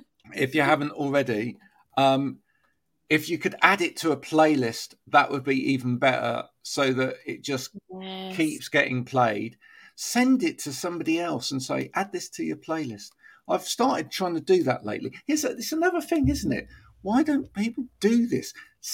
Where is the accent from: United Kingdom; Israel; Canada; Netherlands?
United Kingdom; England; especially because we're very English, aren't we? So, well, you're Scottish, but we're very English, some of us